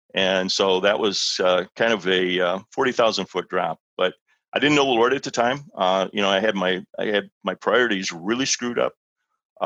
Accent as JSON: {"language": "English", "town": "Libertyville", "region": "Illinois", "country": "United States", "tie": "born or raised there", "said": "I'm in a little church here in my hometown here in Libertyville"}